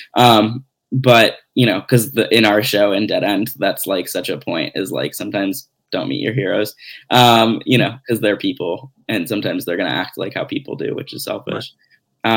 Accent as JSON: {"language": "English", "town": "Glenview", "region": "Illinois", "country": "United States", "tie": "born or raised there", "said": "So I grew up outside of Chicago"}